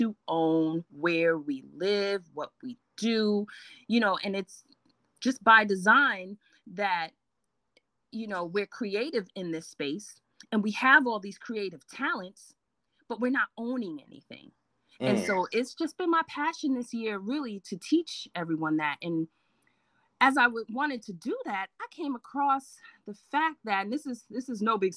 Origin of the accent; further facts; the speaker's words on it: New York City, New York, United States; accent: Brooklyn; I was born and raised in Brooklyn, New York, long time ago. Okay, you might hear the Brooklyn come out every now and then